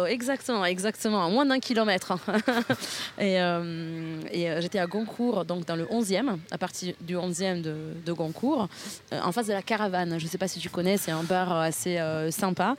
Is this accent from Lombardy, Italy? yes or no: yes; near Milan, Lombardy, Italy; French is a second language; moved away as an adult; now in Paris, France; Je suis née à côté de Milan, dans l'Italie du Nord, d'une famille modeste qui ne parlait pas de langue étrangère